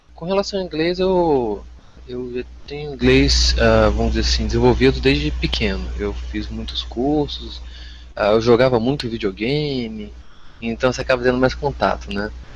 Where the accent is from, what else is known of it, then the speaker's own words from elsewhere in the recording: Vitória, Espírito Santo, Brazil; also born or lived in Jaraguá do Sul, Santa Catarina; Eu nasci em Jaraguá do Sul, Santa Catarina, mas eu saí de lá com 4 anos e meio e vim para aqui para Vitória. Então eu sou mais capixaba do que tudo